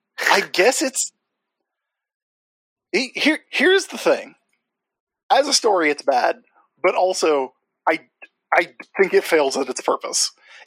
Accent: the South, United States; I'm from the South

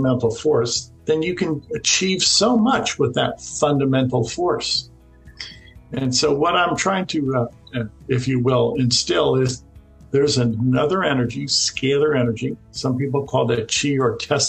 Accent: Florida, United States; I'm from Florida.

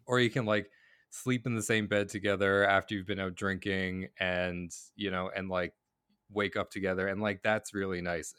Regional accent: Cape Breton Island, Nova Scotia, Canada; moved away as an adult; also born or lived in Boston, Massachusetts, United States / Halifax, Nova Scotia; now in Vancouver, Canada; I grew up in Boston and then, uh, like, on Cape Breton Island

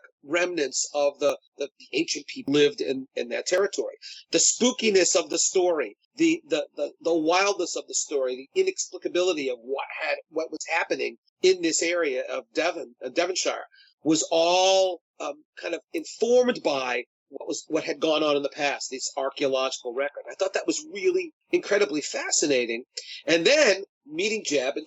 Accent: New York, United States; growing up in New York

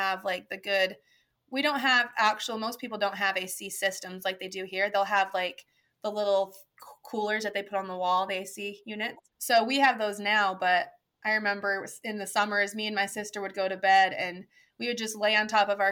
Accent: La Mora, Sonora, Mexico; also born or lived in Chihuahua; now in United States; I grew up in La Mora in Sonora on our ranch

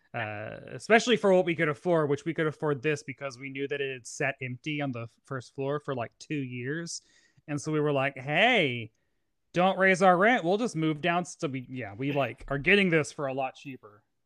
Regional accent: Tennessee, United States; moved away as an adult; now in New York City, United States; I'm from Tennessee

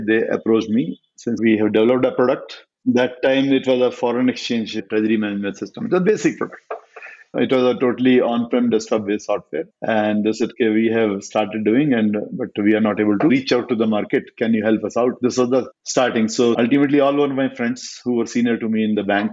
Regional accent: Meerut, Uttar Pradesh, India; born and brought up in Meerut

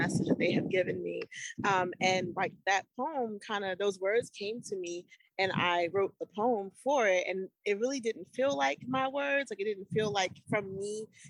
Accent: Annapolis, Maryland, United States; now in Baltimore, United States; I'm based in Baltimore, Maryland, but I was born and raised in Annapolis

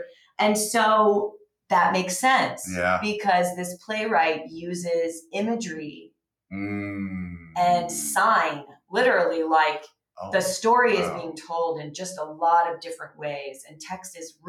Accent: Atlanta, Georgia, United States; I'm Southern. I'm from Atlanta.

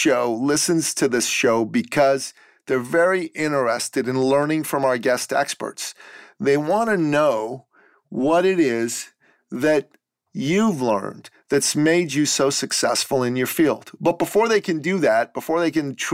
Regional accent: Iran; moved away; I'm actually originally from Iran. I'm a Christian from Iran.

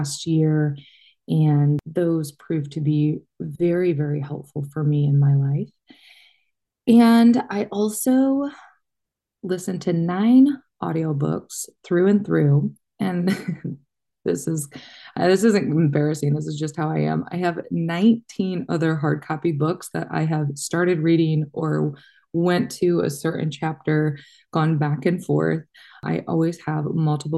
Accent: Michigan, United States; moved away; I grew up in Michigan

